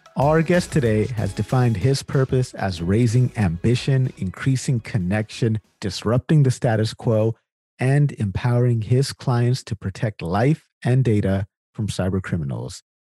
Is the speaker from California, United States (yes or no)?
yes; Sacramento, California, United States; I'm from California originally as well, from Sacramento